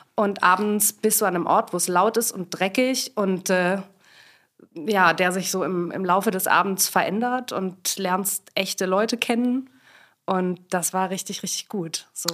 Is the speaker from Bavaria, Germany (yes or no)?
no; Swabia, Baden-Württemberg, Germany; now in Berlin, Germany; ich komme ursprünglich aus Schwaben, wobei ich das in Berlin echt häufig auch mal verheimliche